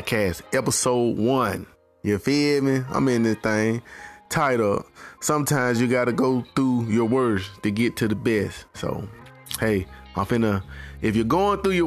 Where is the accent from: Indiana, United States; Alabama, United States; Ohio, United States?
Alabama, United States; Birmingham; I'm from the South, born and raised, bamming at Alabama